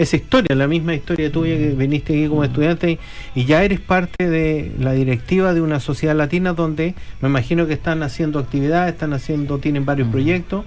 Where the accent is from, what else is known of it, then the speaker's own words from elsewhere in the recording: Chile; now in New Zealand; como chilenos